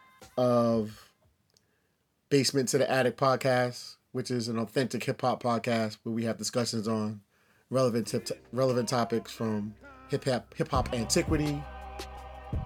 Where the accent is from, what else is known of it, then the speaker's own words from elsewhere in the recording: New Rochelle, New York, United States; also born or lived in Mount Vernon; I lived in New Rochelle and growing up in New Rochelle